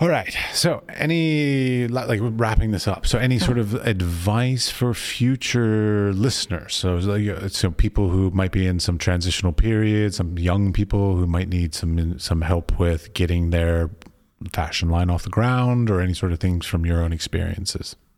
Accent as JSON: {"language": "English", "town": "Washington", "region": "District of Columbia", "country": "United States", "tie": "born or raised there", "moved": "yes", "said": "I grew up in Washington, D C"}